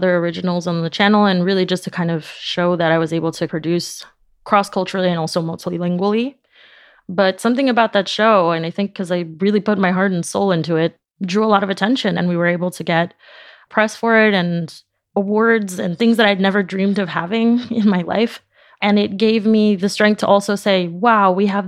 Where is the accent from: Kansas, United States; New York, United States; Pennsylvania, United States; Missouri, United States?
New York, United States; New York City; first language Spanish; English is a second language; moved away as an adult; now in Paris, France; I grew up in Jackson Heights in Queens